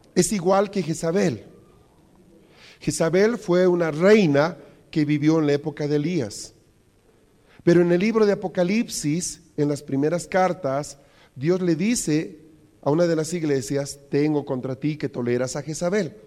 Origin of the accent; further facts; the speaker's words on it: Bolivia; los problemas que tenemos como bolivianos